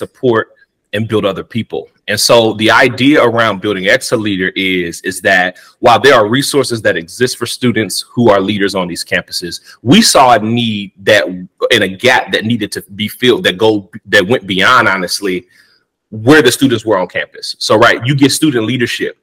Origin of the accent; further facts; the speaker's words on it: Danville, Illinois, United States; moved away as an adult; now in Houston, United States; I am from Danville, Illinois, but I live in Houston, Texas